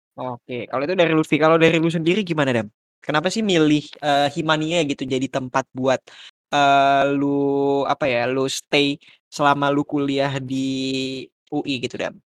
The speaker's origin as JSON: {"language": "Indonesian", "region": "Jakarta", "country": "Indonesia", "moved": "as an adult", "lives_now": "Malang, Indonesia", "said": "sebagai mahasiswa perantau, uh, mungkin karena gue dari Jakarta"}